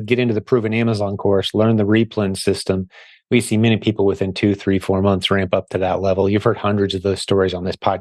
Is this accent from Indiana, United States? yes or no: yes; Indianapolis, Indiana, United States; right here in my hometown in Indy